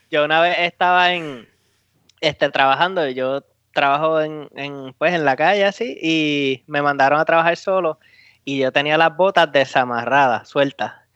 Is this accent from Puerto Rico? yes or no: yes; Puerto Rico; now in United States; Como boricua